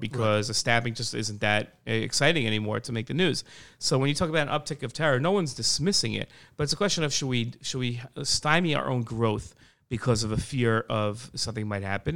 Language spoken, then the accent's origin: English; United States; moved away as an adult; now in Israel